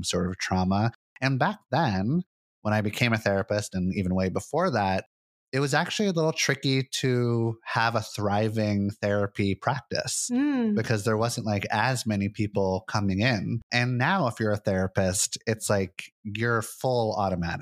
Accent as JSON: {"language": "English", "town": "Santa Monica", "region": "California", "country": "United States", "tie": "born or raised there", "moved": "as an adult", "lives_now": "Portland, United States", "said": "I was raised in Santa Monica, California, in beautiful Los Angeles"}